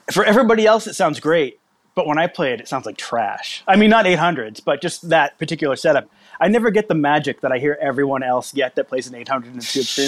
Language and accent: English; Massachusetts, United States; moved away as an adult; also born or lived in Kansas City; from Massachusetts, and I lived there until I was probably 20, and then I moved to Kansas City